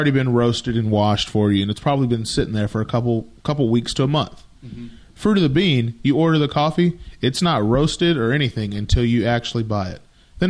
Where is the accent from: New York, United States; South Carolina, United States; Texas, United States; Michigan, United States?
Texas, United States; Grayson County; me and Hayden, we're from Texas, basically in the same area, Grayson County-ish.